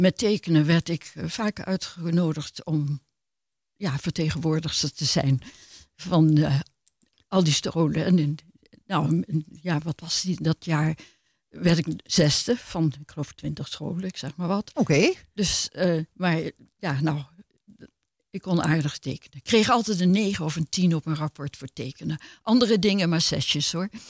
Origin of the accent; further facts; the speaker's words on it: Amsterdam, North Holland, Netherlands; moved away as an adult; also born or lived in Maastricht; ik ben geboren in Amsterdam, dus dat is mijn jeugd geweest